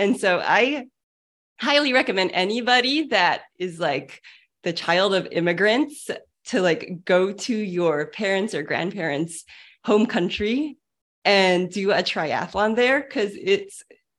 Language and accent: English; San Francisco, California, United States; even though I'm Asian American, I was born and raised in San Francisco